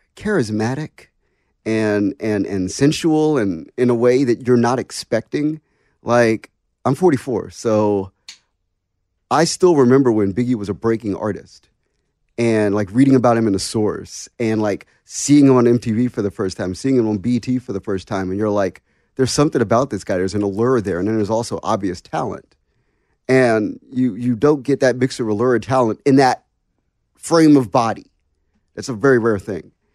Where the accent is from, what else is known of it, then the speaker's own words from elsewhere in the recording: Washington, District of Columbia, United States; I'm from Washington, D C